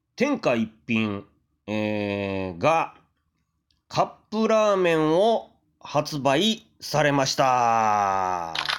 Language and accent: Japanese; Kyoto, Japan; moved away; 僕は京都のね、生まれなんですけれども、うまあ、出町のね、あたりで、まあ、生まれ育ったんで